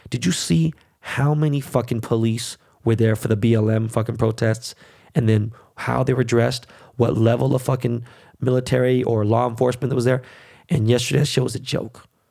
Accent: United States; I was born and raised in this motherfucking country

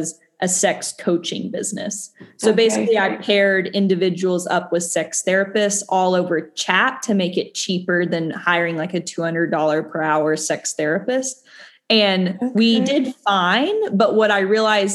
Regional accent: Tennessee, United States; I grew up in Tennessee and I had a really conservative upbringing

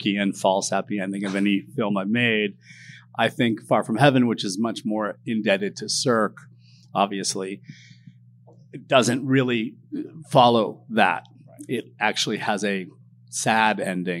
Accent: Southern California, United States; I grew up in Southern California

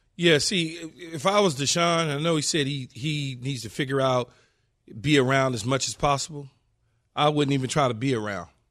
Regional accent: Los Angeles, California, United States; Growing up in South Central Los Angeles as a kid

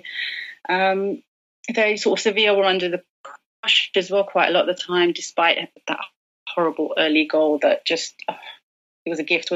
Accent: London, United Kingdom; I'm from London, born and bred here.

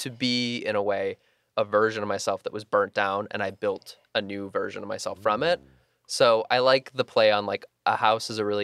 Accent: Midwest, United States; growing up in the Midwest and not coming out until I was 21

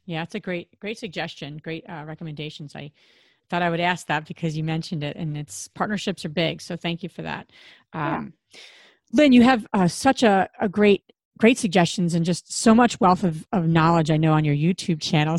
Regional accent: New Jersey, United States; we're all from Jersey

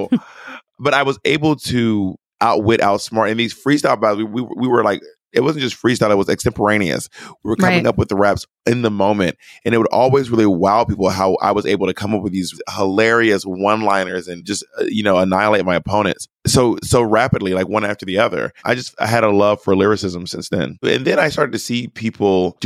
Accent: Atlanta, Georgia, United States; I'm from Atlanta, which has a big hip hop scene

